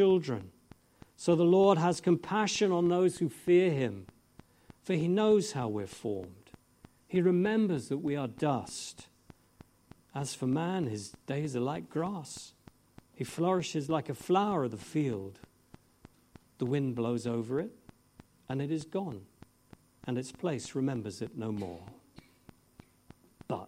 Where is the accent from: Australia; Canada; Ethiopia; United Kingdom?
United Kingdom; England; I'm English